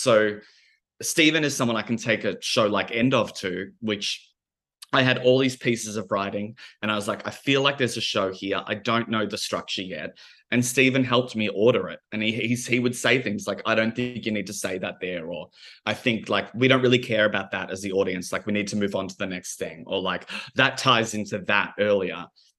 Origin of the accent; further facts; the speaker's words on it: Melbourne, Victoria, Australia; we both make queer theatre, we're both from Melbourne, we're both of, like, similar ages